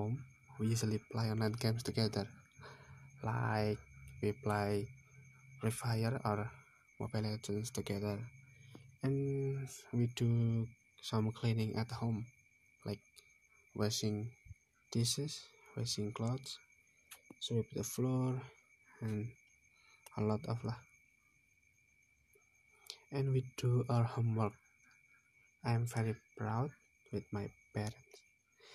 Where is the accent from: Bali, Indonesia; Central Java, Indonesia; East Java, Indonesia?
Central Java, Indonesia; Semarang; I came from Bodian village, Pringapus.